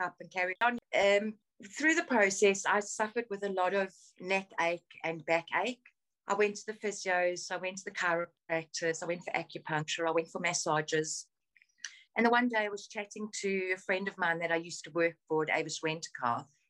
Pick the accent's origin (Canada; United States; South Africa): South Africa; moved away as an adult; now in United Kingdom; I grew up in South Africa. I was born in South Africa